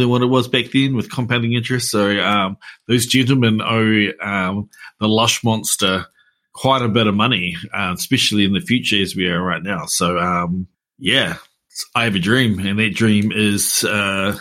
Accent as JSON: {"language": "English", "town": "Hamilton", "region": "Waikato", "country": "New Zealand", "said": "I'm from the Tron."}